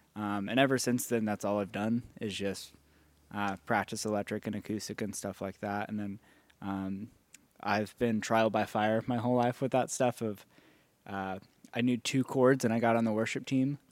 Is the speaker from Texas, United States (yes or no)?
yes; Dallas, Texas, United States; also born or lived in California; I grew up in Dallas.